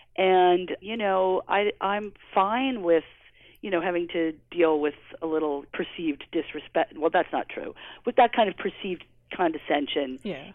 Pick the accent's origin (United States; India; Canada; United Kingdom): United States; New York City, New York; also born or lived in Providence, Rhode Island; I grew up in Manhattan